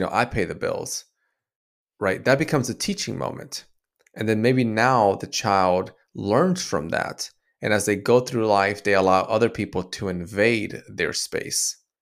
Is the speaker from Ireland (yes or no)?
no; Dominican Republic; I was born in Dominican Republic as a, um, Latino